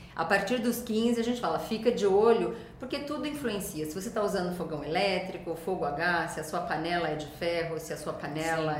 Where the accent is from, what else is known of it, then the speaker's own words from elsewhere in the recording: Brazil; moved away as an adult; eu morei muito tempo fora do Brasil e vi muitas ideias lá. Quando eu voltei para o Brasil